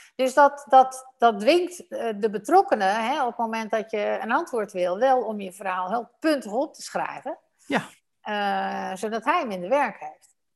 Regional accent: Netherlands; wij Nederlanders

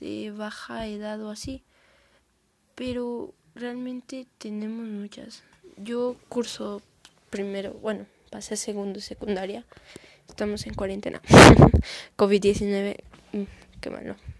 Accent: León, Guanajuato, Mexico; soy de León, Guanajuato, eh, México

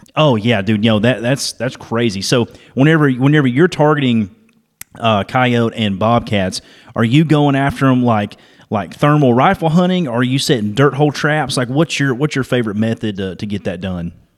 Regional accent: Dalton, Georgia, United States; where I'm from. I'm from Georgia, so we're you know northwest Georgia area, Dalton area.

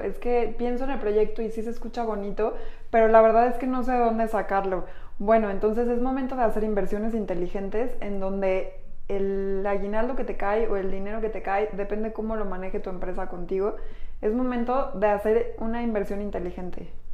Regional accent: Mexico; Somos mujeres mexicanas

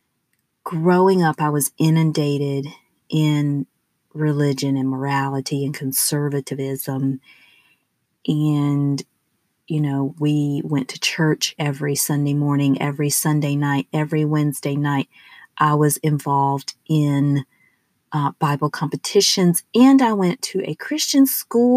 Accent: the southern United States, United States; accent: southern; I am from the southern part of the United States. So, although I have rigorously tried to rid myself of my southern accent, it has stuck

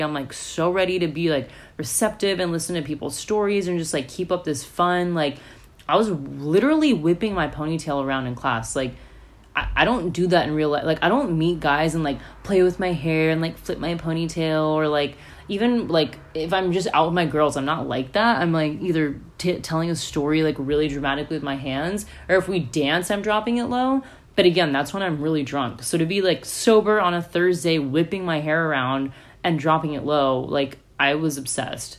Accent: United States; what I grew up in in America.

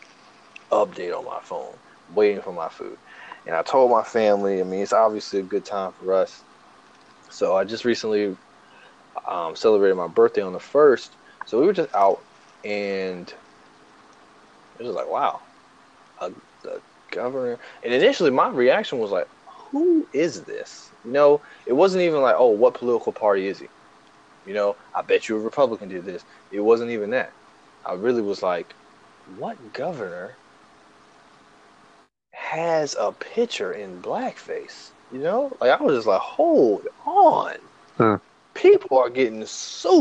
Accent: the South, United States; I'm from the South

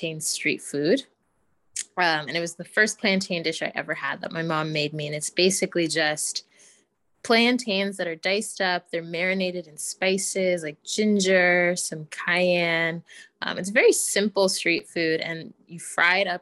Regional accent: United States; I was born in the States, have always been very connected to my roots

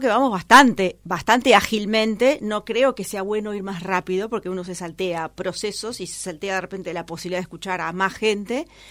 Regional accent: Uruguay

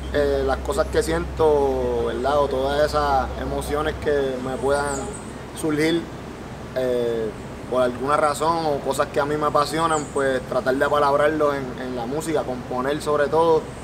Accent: Vega Baja, Puerto Rico; soy de Vega Baja, vengo ahí criado en la playa, en la costa de Puerto Rico

